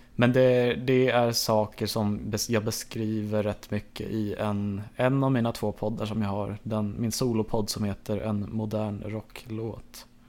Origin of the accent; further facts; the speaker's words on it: Enhörna, Stockholm County, Sweden; jag föddes på Södertälje sjukhus, ehm, växte upp i Enhörna, en liten by utanför Södertälje